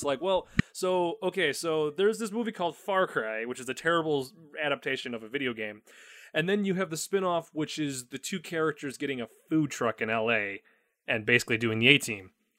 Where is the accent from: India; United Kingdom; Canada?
Canada; accent: Canadian; I will drop my Canadian accent that's some crazy-ass shit right over there.